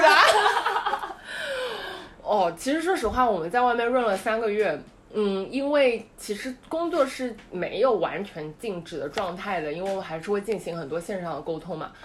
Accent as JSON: {"language": "Chinese", "region": "Shanghai", "country": "China", "moved": "yes", "said": "我是个上海人"}